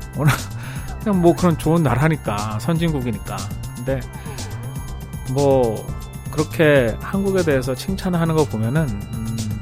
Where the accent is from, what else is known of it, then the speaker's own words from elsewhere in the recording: South Korea; moved away as an adult; now in United States; 한국 사람이니까